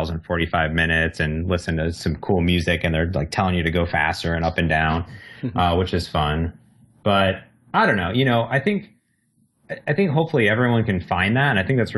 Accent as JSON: {"language": "English", "region": "Midwest", "country": "United States", "tie": "born or raised there", "said": "me and my sister were very similar growing up in the Midwest"}